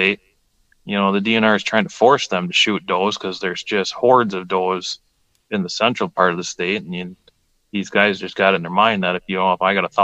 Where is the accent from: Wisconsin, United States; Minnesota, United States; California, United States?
Wisconsin, United States; Langlade County; I grew up in Lang Lake County, we hunted, you know, just Lang Lake County land